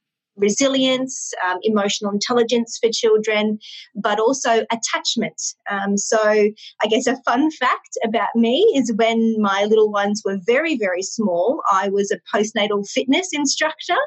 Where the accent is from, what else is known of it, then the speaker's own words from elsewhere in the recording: Brisbane, Queensland, Australia; I grew up in Brisbane, Australia. I've lived here my whole life